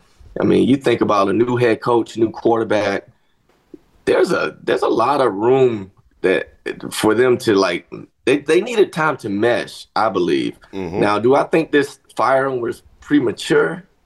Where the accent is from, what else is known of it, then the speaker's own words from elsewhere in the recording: Kentucky, United States; born there; I was born in Kentucky. I might have lived there for a year and a half.